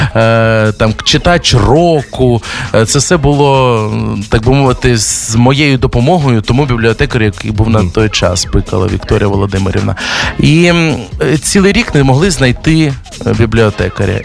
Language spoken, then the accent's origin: Ukrainian; Merefa, Kharkiv Oblast, Ukraine; я з невеличкого містечка Мерефа під Харковом